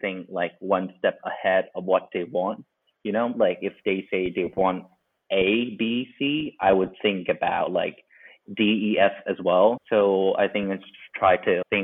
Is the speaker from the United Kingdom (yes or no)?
no; Thailand; also born or lived in Milan; I was born and raised here in Thailand